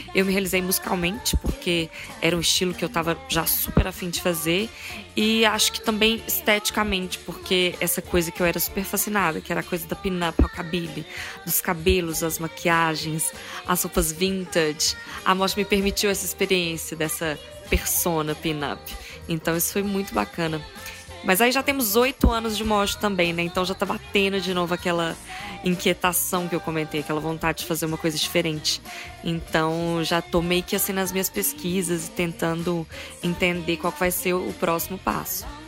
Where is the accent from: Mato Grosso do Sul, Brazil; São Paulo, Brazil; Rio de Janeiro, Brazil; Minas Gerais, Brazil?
Minas Gerais, Brazil; Formiga; now in Belo Horizonte, Brazil; Isso é na minha cidade, né? Eu sou de Formiga, não sou daqui de BH